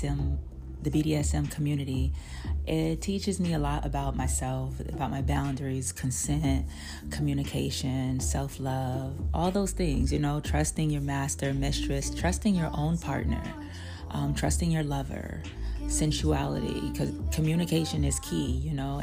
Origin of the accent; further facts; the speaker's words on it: New York City, New York, United States; I'm from Brooklyn